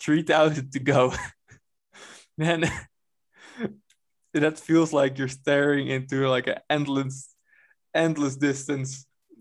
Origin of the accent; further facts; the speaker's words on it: Netherlands; moved away as an adult; also born or lived in Ireland; I left my hometown, Imnes.